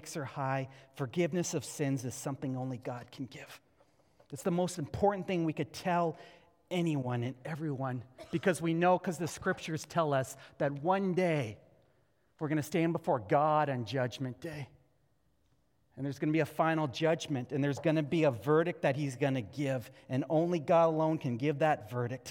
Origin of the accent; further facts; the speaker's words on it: Canada; being a Canadian Christian